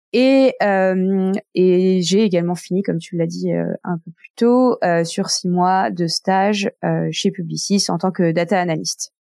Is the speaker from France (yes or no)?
yes; Nantes, Pays de la Loire, France; moved away as an adult; now in Geneva, Switzerland; je suis née à Nantes euh, d'un père hongkongais et une mère française